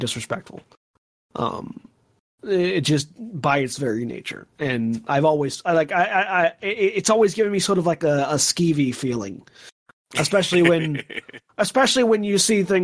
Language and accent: English; the South, United States; growing up in the South and having Southern grandmothers